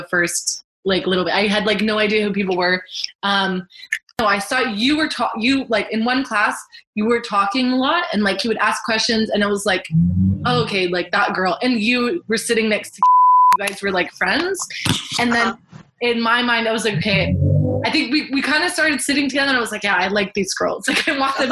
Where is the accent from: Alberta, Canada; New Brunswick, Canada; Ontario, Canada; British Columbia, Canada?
Ontario, Canada; Mississauga; I grew up in Mississauga, Ontario, and I'm a postgraduate student currently